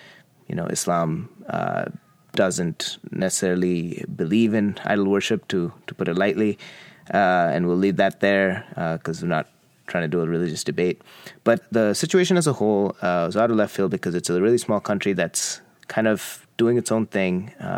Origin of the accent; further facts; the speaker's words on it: Qatar; I grew up in Qatar. My dad worked in Qatar for 37 years. It was an interesting little country.